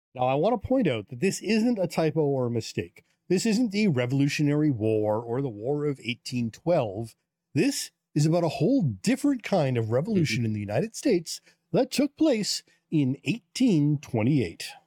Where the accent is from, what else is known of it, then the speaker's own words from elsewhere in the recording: Canada; as a Canadian